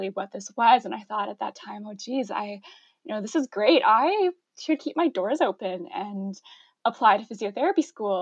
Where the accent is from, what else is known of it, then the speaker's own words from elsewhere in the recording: Ottawa, Ontario, Canada; also born or lived in London, Ontario; I grew up in Ottawa in the East End.